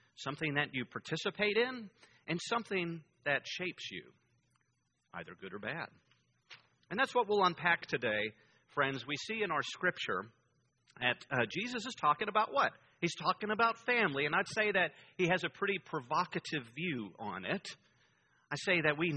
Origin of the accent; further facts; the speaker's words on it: Greensburg, Pennsylvania, United States; accent: Pittsburgh; moved away; my hometown where I grew up in Greensburg, Pennsylvania